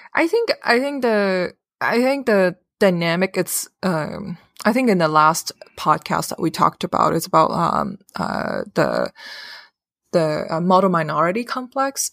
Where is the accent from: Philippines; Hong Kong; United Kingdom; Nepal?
Hong Kong; moved away as an adult; now in United States; I'm born and raised in Hong Kong and came to America a few years